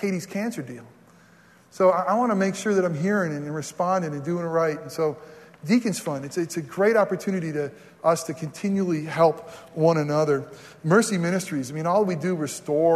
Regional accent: New York, United States; moved away; my home state's New York

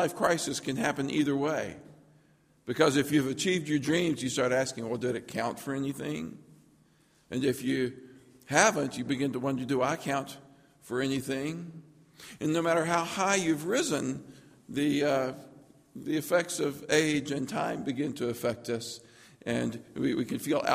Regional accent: Lookout Mountain, Georgia, United States; I grew up on Lookout Mountain. On the back of Lookout Mountain, there's a little town called Hinkle, Georgia

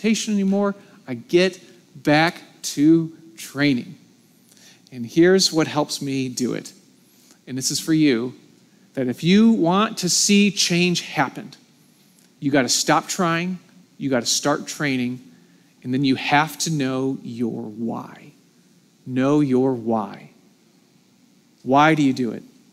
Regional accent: United States; I'm American

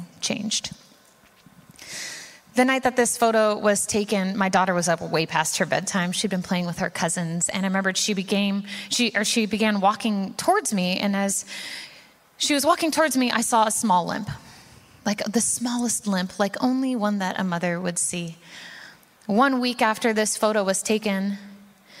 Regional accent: Puyallup, Washington, United States; I'm from Puyallup, Washington

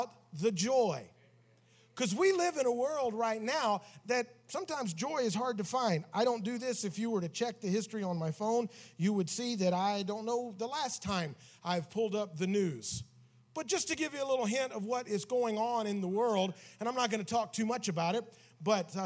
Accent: Tennessee, United States; We grew up in Tennessee together

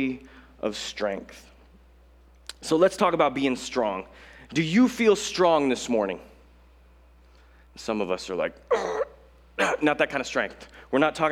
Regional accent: Colorado, United States; now in Los Angeles, United States; I'm not from Los Angeles. I'm from Colorado, where we have mountains and like a couple lakes

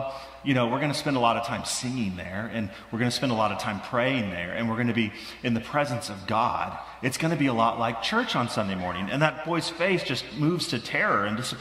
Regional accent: Midwest, United States; moved away; I grew up in the Midwest

